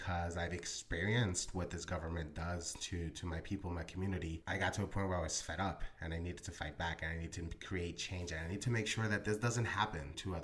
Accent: Philadelphia, Pennsylvania, United States; also born or lived in Colombia; Grew up in North Philadelphia, Northeast Philly, and currently reside in West Philadelphia

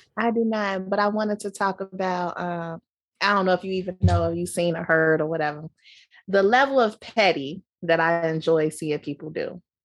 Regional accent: Chicago, Illinois, United States; growing up in Chicago

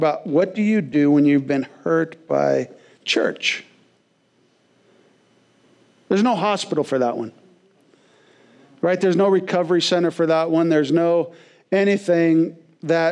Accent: West Coast, United States; moved away as an adult; growing up on the West Coast

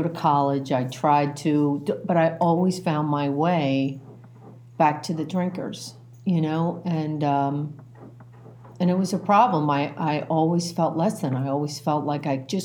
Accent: Philadelphia, Pennsylvania, United States; I'm an Irish Catholic kid, right? I was born in Northeast Philadelphia, and I have four older brothers and myself

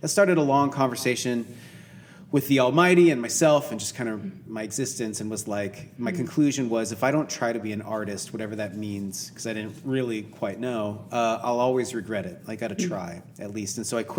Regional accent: Seattle, Washington, United States; moved away as an adult; also born or lived in Los Angeles, California; now in Austin, United States; I was born in LA, but I grew up in like Seattle.

